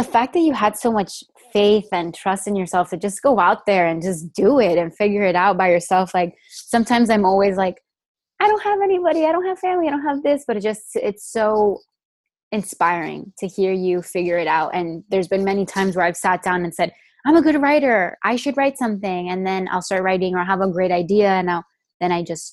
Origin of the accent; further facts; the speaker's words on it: Miami, Florida, United States; now in Los Angeles, United States; I'm obviously here from Miami too. I went to New World for our senior year